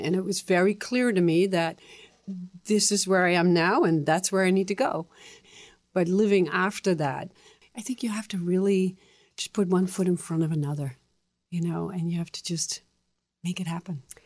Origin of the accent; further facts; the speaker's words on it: Netherlands; English is a second language; moved away as an adult; also born or lived in Texas, United States / Boston, United States; now in United States; I came from the Netherlands, and I had finished my high school